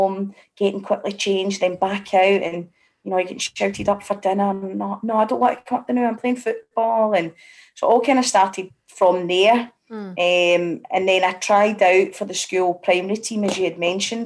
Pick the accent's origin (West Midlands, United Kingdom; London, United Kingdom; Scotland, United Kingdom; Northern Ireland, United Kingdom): Scotland, United Kingdom; Glasgow; I'm from, born and bred in Parkhead